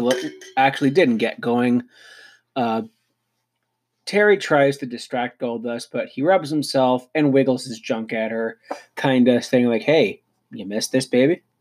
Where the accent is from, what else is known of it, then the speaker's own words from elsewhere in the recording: Canada; hey, me being a Canadian, I think it's time that Tim Hortons gets in on this.